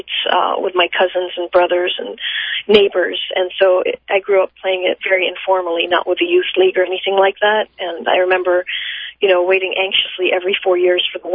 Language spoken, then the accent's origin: English; Amman, Amman Governorate, Jordan; moved away as an adult; also born or lived in Massachusetts, United States / Georgia, United States; now in United States; I was born and raised in Amman, Jordan, and came to the United States when I was 18 to go to college